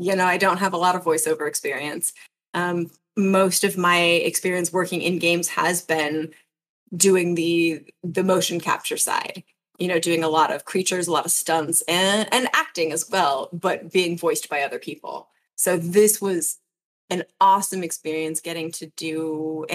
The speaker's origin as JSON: {"language": "English", "country": "United States", "said": "I'm American"}